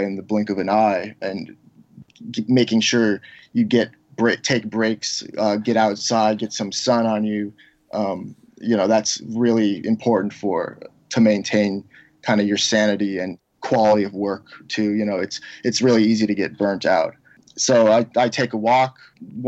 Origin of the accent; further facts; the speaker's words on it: Seattle, Washington, United States; moved away; I grew up in Seattle on Queen Anne on top of the hill